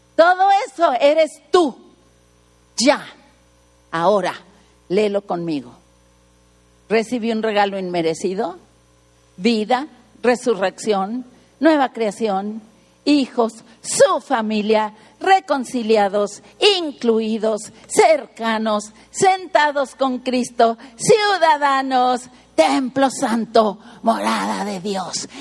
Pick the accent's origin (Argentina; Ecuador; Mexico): Mexico; Mexico City; now in Tijuana, Mexico; Nací en el DF